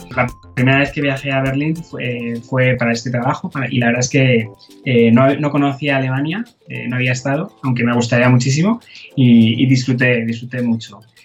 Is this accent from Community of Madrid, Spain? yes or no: yes; Madrid, Community of Madrid, Spain; also born or lived in Leeds; yo soy de Madrid, de España, eh, y nací en, en Madrid